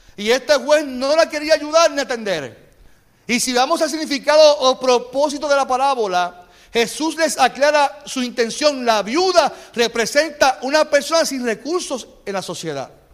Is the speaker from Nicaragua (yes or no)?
no; Carolina, Puerto Rico; yo vengo de Carolina, soy un tipo de, Carolina